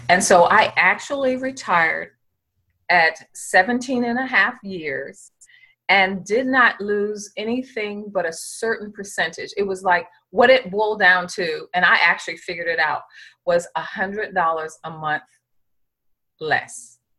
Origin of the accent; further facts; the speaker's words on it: Norfolk, Virginia, United States; I was looking to go into the Navy because I'm from the Norfolk area